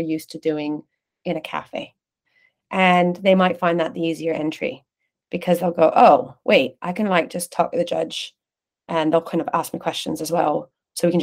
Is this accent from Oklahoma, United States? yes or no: no; California, United States; now in London, United Kingdom; I grew up in California. I grew up in a kind of community, Latin American community